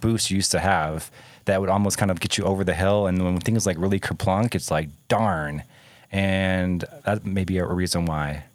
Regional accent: Michigan, United States; moved away; also born or lived in Ohio; I grew up in Michigan

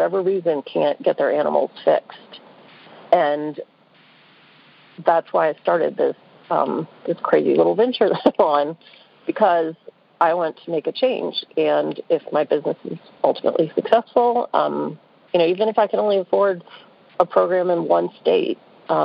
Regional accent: New Orleans, Louisiana, United States; now in Atlanta, United States; So I live in Atlanta. I grew up in New Orleans

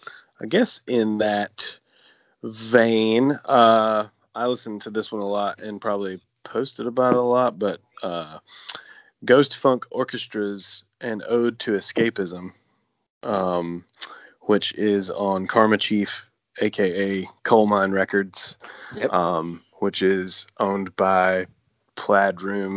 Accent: Georgia, United States; from Georgia.

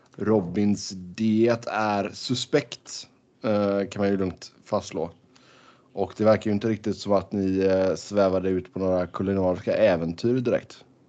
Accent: Sweden; moved away; hemma i Sverige

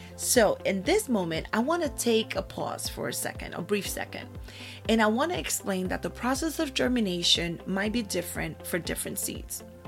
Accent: Puerto Rico; I was born in Puerto Rico. And I was raised in my grandmother's house

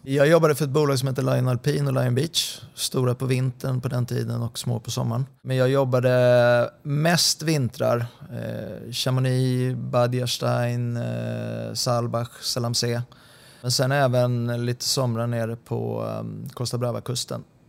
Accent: Sundbyberg, Stockholm County, Sweden; moved away as an adult; also born or lived in Solna; now in Helsingborg, Sweden; Jag eh, är uppvuxen på Kavaljersbacken 10

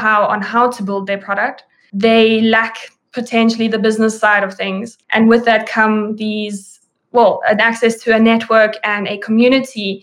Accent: South Africa; moved away as an adult; now in Berlin, Germany; I'm originally from South Africa

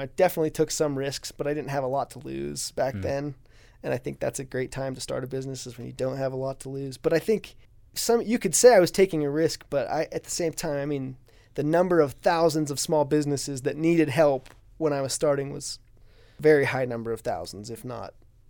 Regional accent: Ridgefield, Washington, United States; I grew up in Ridgefield, Washington, a small town just north of Portland, Oregon, a little ways.

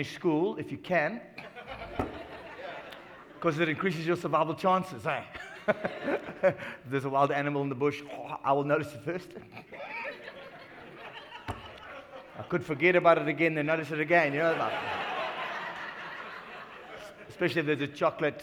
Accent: Ireland; moved away; I'm Irish, Irish Catholic actually

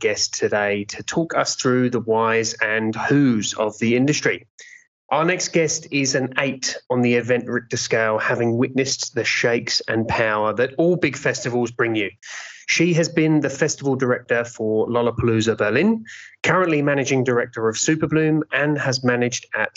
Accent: England, United Kingdom; an English person

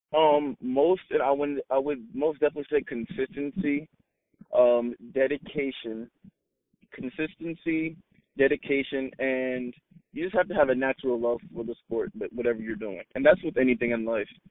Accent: Long Island, New York, United States; I'm from Long Island, New York

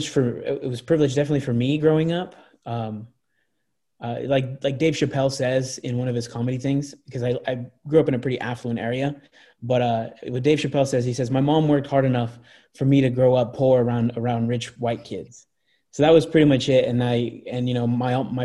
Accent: Anaheim, California, United States; also born or lived in Tustin, California; I grew up in Anaheim and I grew up in a smaller town called Tustin.

